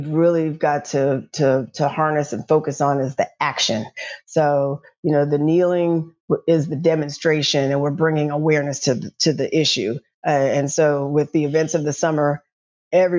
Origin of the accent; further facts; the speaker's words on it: Nashville, Tennessee, United States; moved away; I'm from Nashville, Tennessee, grew up in North Nashville